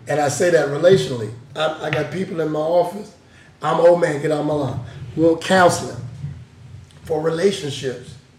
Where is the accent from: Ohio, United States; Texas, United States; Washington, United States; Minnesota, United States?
Washington, United States; Seattle; I'm from Seattle